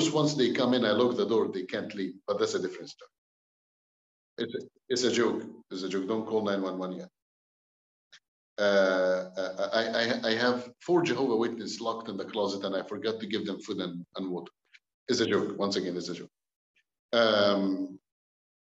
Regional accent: Cairo, Cairo Governorate, Egypt; English is a second language; moved away as an adult; also born or lived in Alexandria, Egypt; now in Canada; I was born in Egypt, Cairo. I was born from a Muslim family back home in Egypt.

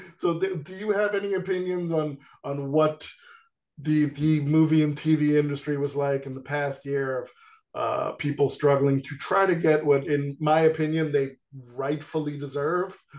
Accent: New York, United States; growing up in New York

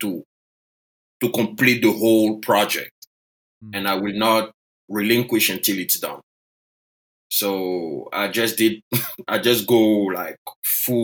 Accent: Côte d’Ivoire; first language French; English is a second language; moved away as an adult; now in United States; I was born and raised in Côte d'Ivoire.

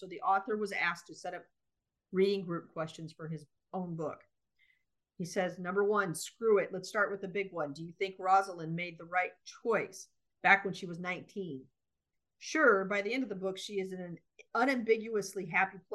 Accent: United States; we're three American women

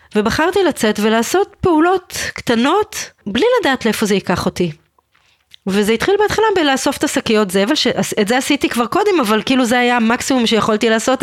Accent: Israel; אני ישראלית במדינת ישראל

